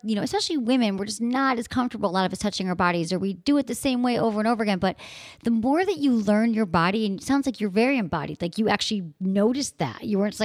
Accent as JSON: {"language": "English", "region": "Michigan", "country": "United States", "tie": "born or raised there", "moved": "yes", "said": "from Michigan, my home state"}